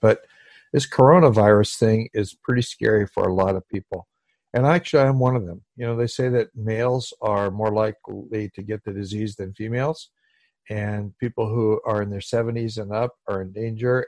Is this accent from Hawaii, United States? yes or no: yes; Hawaii, United States; I come from Hawaii where people are loving and they hug each other a lot